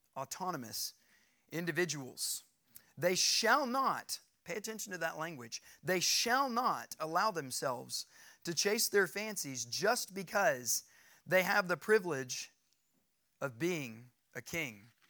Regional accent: United States; I'm an American citizen. I'm a free individual. Because of my citizenship in this nation, I'm free

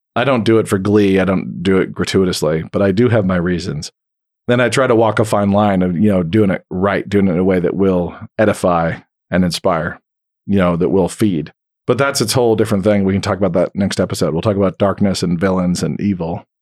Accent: Idaho, United States; I grew up in the wheat fields of Idaho.

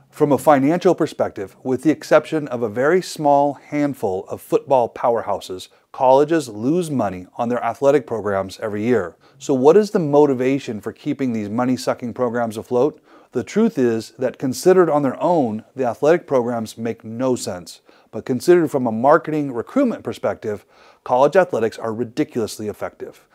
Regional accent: Idaho, United States; my home state of Idaho

